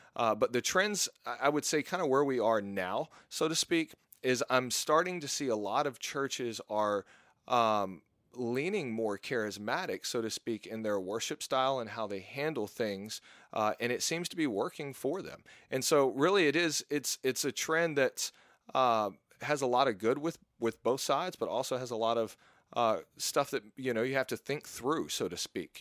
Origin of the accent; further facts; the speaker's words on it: Mississippi, United States; moved away; also born or lived in Texas; I grew up in Mississippi while I was living with my mom